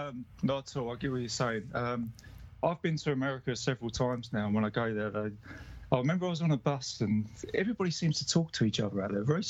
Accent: England, United Kingdom; I feel more American than English, because I grew up with, there was a massive American influence, still even now, in England with TV.

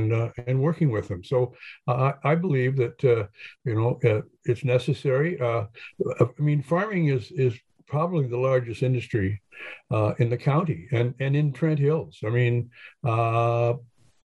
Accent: Hastings, Ontario, Canada; a kid growing up in Hastings

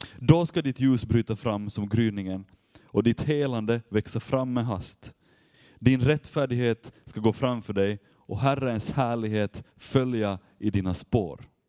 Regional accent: Vaasa, Ostrobothnia, Finland; jag kommer från Vasa och där jobbar jag med ungdomar nu

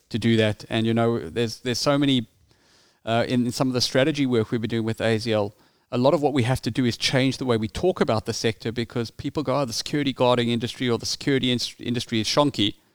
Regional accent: South Africa; as you can hear from my accent, I grew up in South Africa.

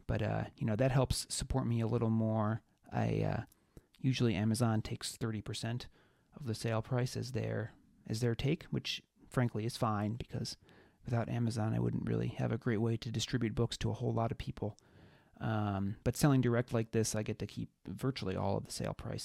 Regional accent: Webster, New York, United States; North Pines Park in Webster, New York, which is my hometown.

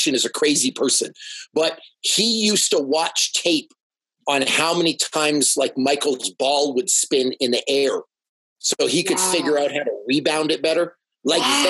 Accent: Toronto, Ontario, Canada; I am from Toronto. It's my city.

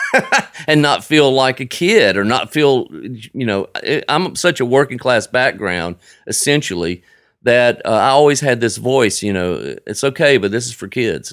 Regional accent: Frisco City, Alabama, United States; now in Nashville, United States; I grew up in Frisco City, a little town of about twelve hundred people

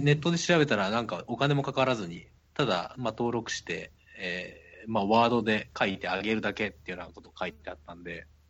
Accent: Kansai, Japan; accent: Kansai dialect; 僕はやっぱり関西出身なのであの関西弁が日本語だと思ってる

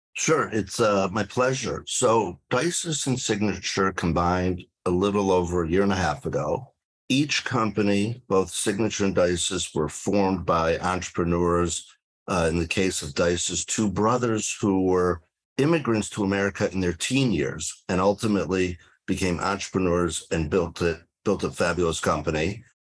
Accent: Detroit, Michigan, United States; moved away as an adult; now in South Florida, United States; I started out as a healthcare lawyer in Detroit, where I grew up

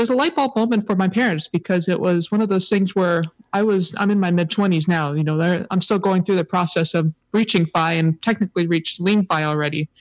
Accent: Hawaii, United States; also born or lived in San Diego; I definitely grew up in Hawaii

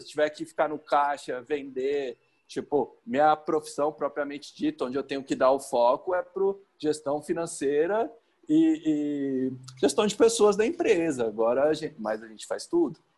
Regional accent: Cubatão, São Paulo, Brazil; moved away as an adult; now in Goiânia, Brazil; Eu sou de Cubatão e eh, tem seis anos que eu tô morando em Goiânia

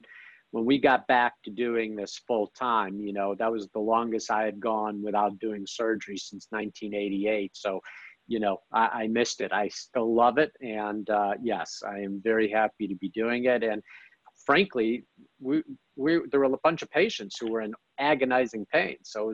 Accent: Chicago, Illinois, United States; now in Dallas, United States; I came from Chicago to Dallas, I've had a lot of good fortune being here at the right time.

